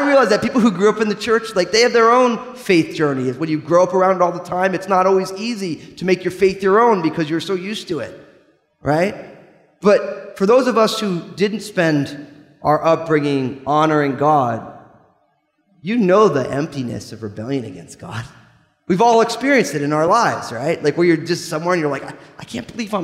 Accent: New Jersey, United States; I'm from New Jersey, so I can get away talking that way

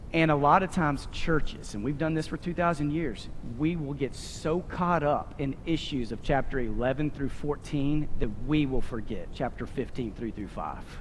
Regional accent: Abilene, Texas, United States; moved away; We're Abilenians from Texas

